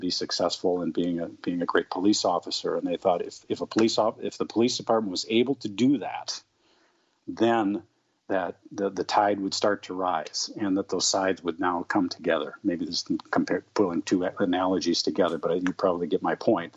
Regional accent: St. Paul, Minnesota, United States; I grew up in St. Paul.

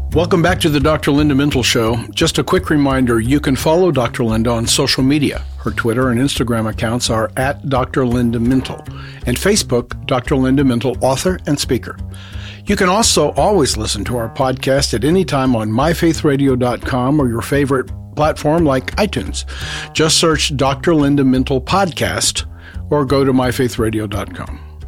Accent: Honduras; moved away; I grew up in Latin America and in the Latino community

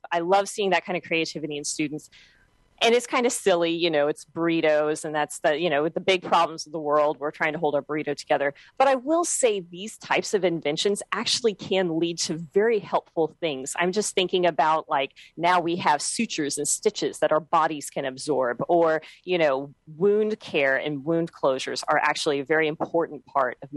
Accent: Texas, United States; I'm from Texas

